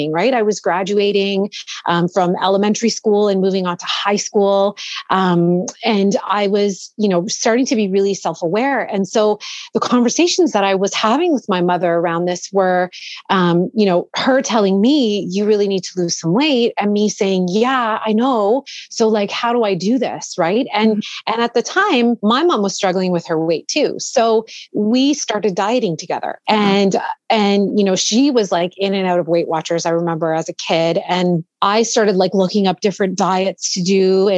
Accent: Toronto, Ontario, Canada; I was born and raised here in Toronto, in the suburbs, actually

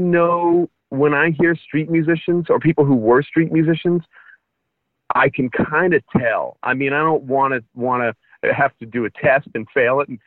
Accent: East Bay, California, United States; moved away as an adult; also born or lived in Paris, France / Brooklyn, New York / Montclair, New Jersey; now in Greensboro, United States; an American who grew up in, like, the East Bay

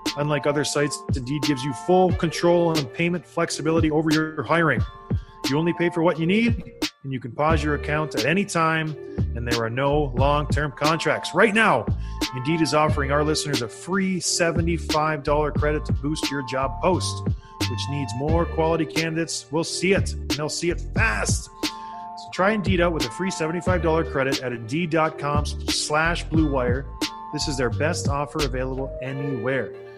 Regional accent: Ontario, Canada; when I was growing up in Ontario.

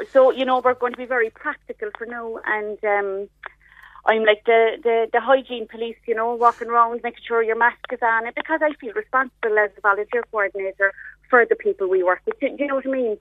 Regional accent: Ireland; We're typically Irish people, we never, we're very slow to ask for um, a bit of help

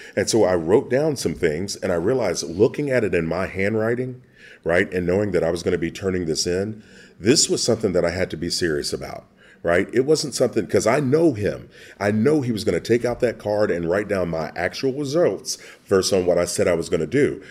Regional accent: Kentucky, United States; growing up in Kentucky

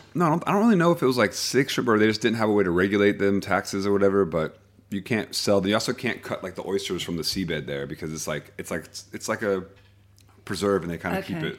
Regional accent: Miami, Florida, United States; also born or lived in Fort Lauderdale / Daytona Beach; when I grew up in Miami area, like my neighborhood was like it.

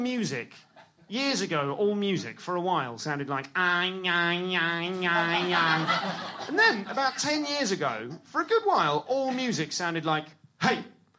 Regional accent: London, United Kingdom; I'm from London.

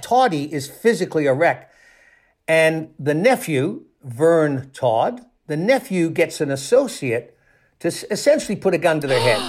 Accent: Toronto, Ontario, Canada; I spent a couple of years on the police desk in Toronto, in my hometown in Canada.

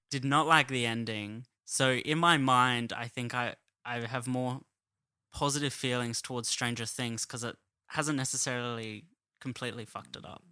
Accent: Adelaide, South Australia, Australia; moved away as an adult; now in Sydney, Australia

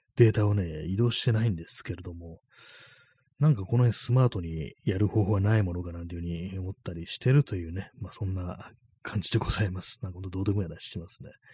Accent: Tokyo, Japan; 東京の人間が関西弁使うんじゃない

